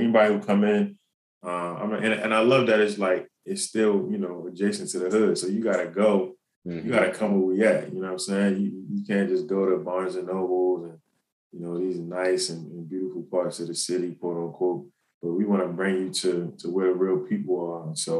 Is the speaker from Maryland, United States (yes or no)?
yes; Baltimore, Maryland, United States; Yeah, so I mean, Baltimore City is the stomping ground. It's you know, it taught me a lot, both in and out of the classroom.